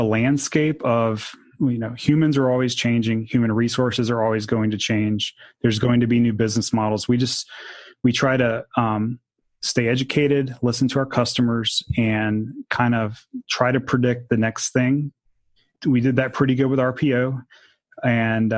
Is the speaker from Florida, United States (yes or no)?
yes; Jacksonville, Florida, United States; I grew up in Jacksonville, Florida